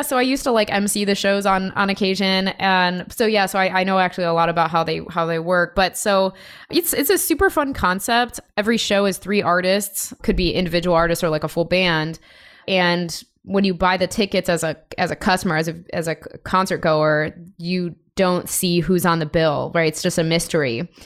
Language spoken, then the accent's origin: English; Chicago, Illinois, United States; also born or lived in Denver / Los Angeles / San Diego; now in Seattle, United States; I'm from Chicago, born and raised originally, but I've lived in a bunch of different places like Denver, L A, San Diego for a bit, and now Seattle